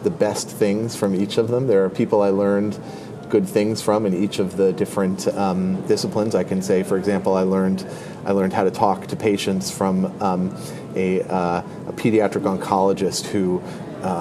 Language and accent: English; Connecticut, United States; moved away as an adult; also born or lived in Washington, D.C. / Chicago; So I am originally from Connecticut. I grew up there